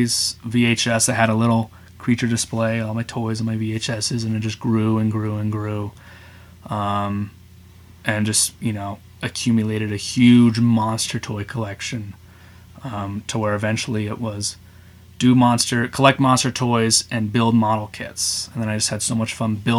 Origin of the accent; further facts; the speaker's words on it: Colorado, United States; also born or lived in Seattle, Washington; I grew up in Colorado